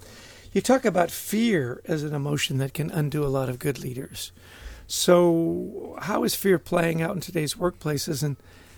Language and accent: English; Vancouver, British Columbia, Canada; I grew up in Vancouver.